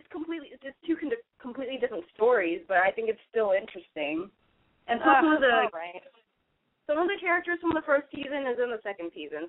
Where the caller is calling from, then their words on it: San Francisco, California, United States; Yeah, I'm in San Francisco.